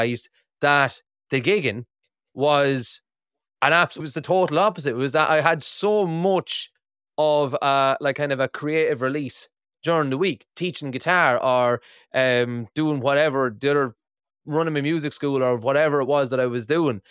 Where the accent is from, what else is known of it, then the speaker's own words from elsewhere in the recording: Ireland; moved away as an adult; now in Aberdeen, United Kingdom; I live in Aberdeen in Scotland, and when I moved here, I'm originally from Ireland, but I moved here in 2014